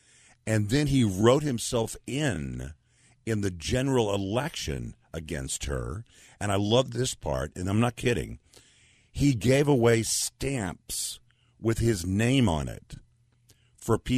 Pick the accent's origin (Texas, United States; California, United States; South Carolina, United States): Texas, United States; I'm from Texas